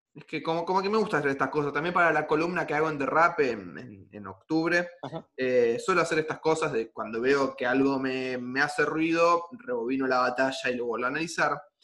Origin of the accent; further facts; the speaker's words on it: Argentina; soy argentino